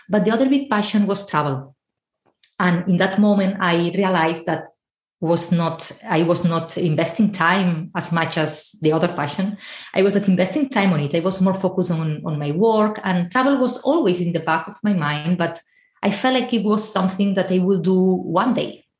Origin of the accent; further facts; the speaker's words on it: Spain; moved away as an adult; now in Ireland; I'm originally from Spain, but I'm currently living in Ireland